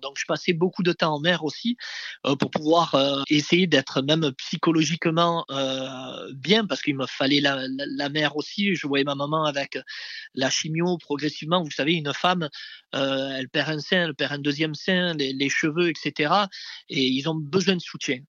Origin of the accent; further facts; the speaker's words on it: Marseille, Provence-Alpes-Côte d'Azur, France; j'habitais en face de la mer, je suis né à la Castellane, euh, le fameux quartier de, de, Zinedine Zidane